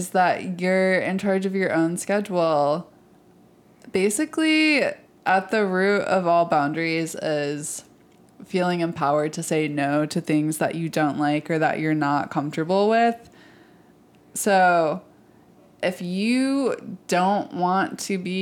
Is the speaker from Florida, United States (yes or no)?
no; Michigan, United States; I'm from Michigan